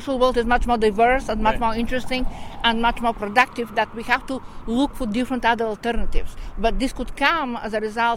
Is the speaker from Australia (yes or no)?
no; Bulgaria; moved away; I'm originally from Bulgaria